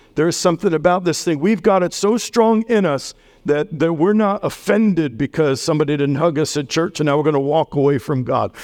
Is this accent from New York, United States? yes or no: yes; New York City, New York, United States; now in Millersburg, United States; I'm from New York City.